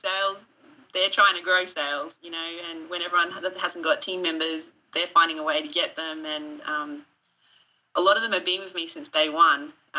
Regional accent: Australia; accent: Australian; Well, everyone keeps giving me shit because they think I don't sound Australian anymore, that I'm losing my accent.

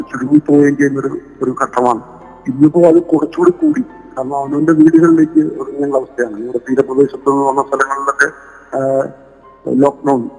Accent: Kerala, India; ഞങ്ങളും മലയാളികളാണ് തിരിച്ചറിവോടുകൂടി ഇന്നും ഞങ്ങളുടെ നാട്ടിൽ ഓണം ആഘോഷിക്കും

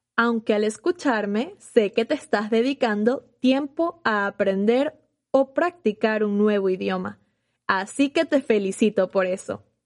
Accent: Venezuela; moved away as an adult; now in Los Angeles, United States; En Venezuela, mi país de origen

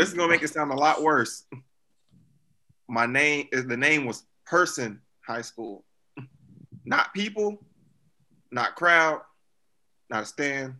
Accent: Roxboro, North Carolina, United States; I'm from the small town, the great town, the not so great town of Roxboro, North Carolina, 336.

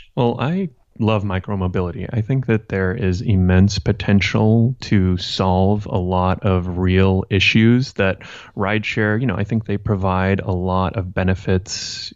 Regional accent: Santa Monica, California, United States; I grew up in Santa Monica

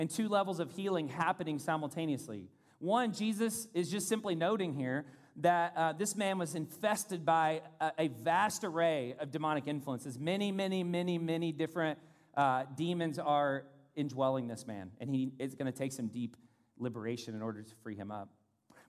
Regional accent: Louisville, Kentucky, United States; moved away; also born or lived in South Florida; in Kentucky growing up, Louisville

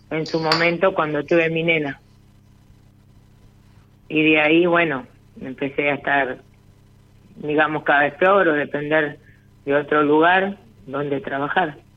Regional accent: Punta Alta, Buenos Aires Province, Argentina; Eh, de Punta Alta.

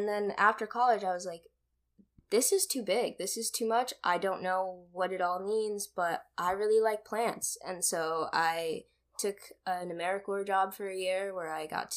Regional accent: United States; born or raised there; also born or lived in Kenya

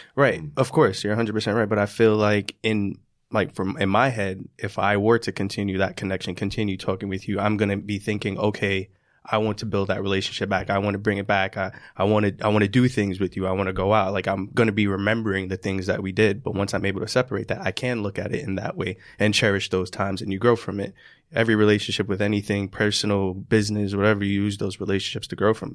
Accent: New York City, New York, United States; from Queens, not from Corona.

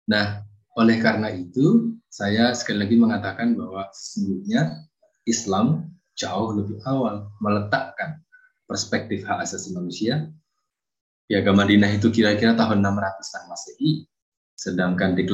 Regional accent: Boyolali, Central Java, Indonesia; now in Kalasan, Indonesia; Saya asli dari Boyolali. Saat ini saya tinggal di Kalasan, Yogyakarta.

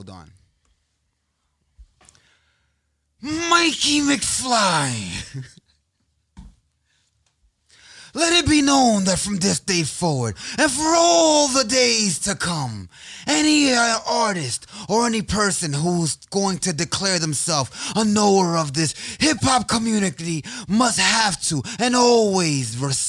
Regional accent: New York, United States; Yeah, I'm from New York.

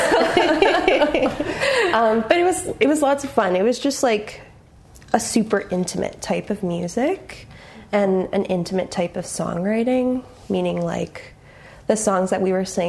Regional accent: Grimsby, Ontario, Canada; I grew up in Grimsby, Ontario.

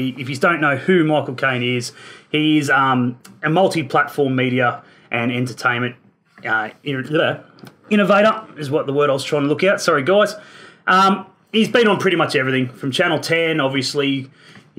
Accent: Newcastle, New South Wales, Australia; moved away as an adult; now in Melbourne, Australia; born and bred in Newcastle, obviously living in Melbourne these days.

